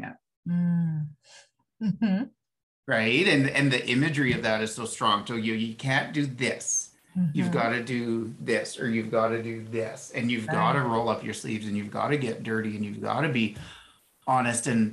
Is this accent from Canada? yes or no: yes; Ottawa, Ontario, Canada; I grew up in Ottawa, and we'd go to the Rough Rider games with dad